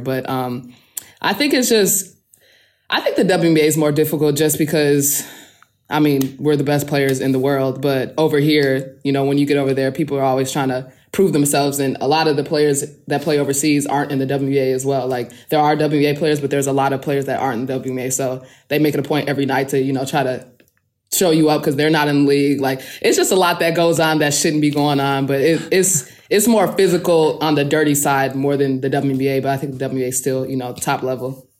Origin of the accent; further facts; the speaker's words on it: Midwest, United States; moved away as an adult; also born or lived in Turkey; now in Kursk, Russia; I'm from the Midwest